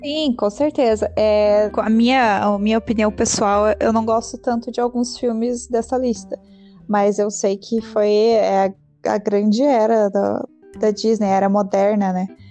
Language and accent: Portuguese; Brazil; a gente é brasileiro